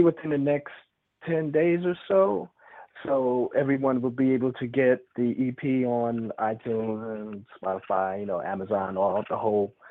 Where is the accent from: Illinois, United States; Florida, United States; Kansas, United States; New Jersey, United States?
New Jersey, United States; Rahway; also born or lived in New York City / Atlanta / Los Angeles; now in California, United States; I'm originally from Rahway, New Jersey. That's where I was born and raised.